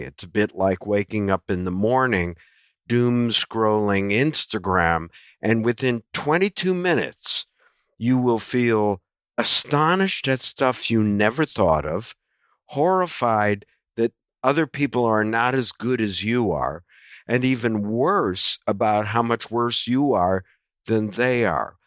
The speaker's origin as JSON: {"language": "English", "country": "United States", "tie": "born or raised there", "said": "an American who grew up watching only baseball and the N F L"}